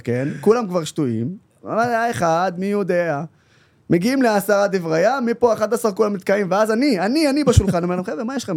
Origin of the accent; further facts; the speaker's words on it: Haifa, Haifa District, Israel; also born or lived in Nazareth; הילדות שלי, שאני זוכר אותה מלבד בעיר התחתית, איפה שסבא וסבתא שלי אה, היו גרים